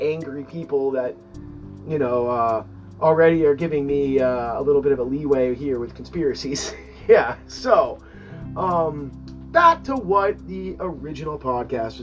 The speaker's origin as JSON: {"language": "English", "region": "Massachusetts", "country": "United States", "said": "I'm from Massachusetts"}